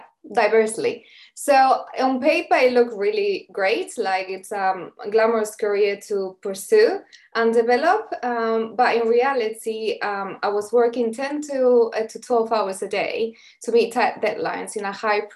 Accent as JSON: {"language": "English", "country": "Spain", "moved": "as an adult", "lives_now": "London, United Kingdom", "said": "I'm originally from Spain"}